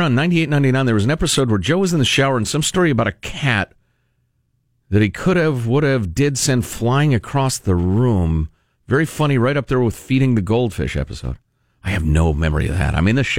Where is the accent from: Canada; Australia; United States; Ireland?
Ireland; Right, I'm an Irishman, so I know how to pronounce that weirdly.